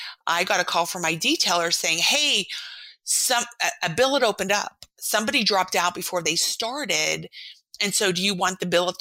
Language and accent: English; East Coast, United States; moved away as an adult; also born or lived in San Diego / Moscow, Idaho; we're from the East Coast